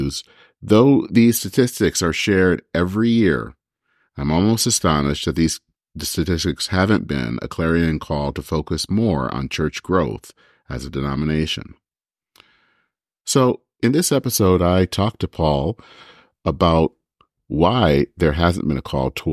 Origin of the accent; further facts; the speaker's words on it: Michigan, United States; now in Minnesota, United States; my home state of Michigan